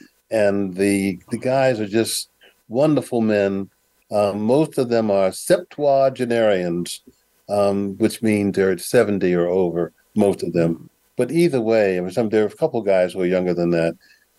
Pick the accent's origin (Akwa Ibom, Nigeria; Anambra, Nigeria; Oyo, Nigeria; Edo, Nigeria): Oyo, Nigeria; Ibadan; I let them know that I'm from Ibadan, Nigeria, that I'm Igbo.